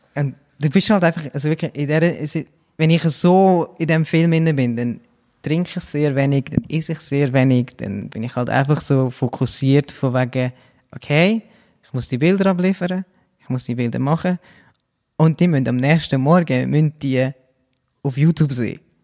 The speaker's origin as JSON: {"language": "German", "town": "Brugg", "region": "Aargau", "country": "Switzerland", "tie": "born or raised there", "also_born_or_lived": "Zurich / London", "moved": "as an adult", "said": "Ich bin Aargauer"}